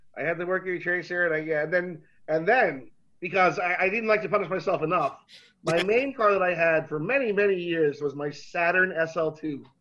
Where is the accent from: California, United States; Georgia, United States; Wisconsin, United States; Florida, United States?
Florida, United States; moved away; also born or lived in New York; being a Floridian and growing up in Florida